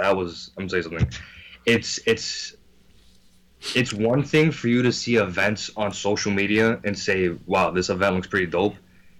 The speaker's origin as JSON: {"language": "English", "town": "New York City", "region": "New York", "country": "United States", "said": "So I live, I'm from New York City, Queens, New York."}